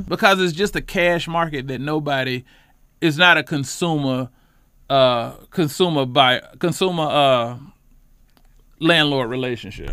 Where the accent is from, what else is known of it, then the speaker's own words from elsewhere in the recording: Charlotte, North Carolina, United States; I'm a lifelong Charlotte resident, Charlotte native from the West Side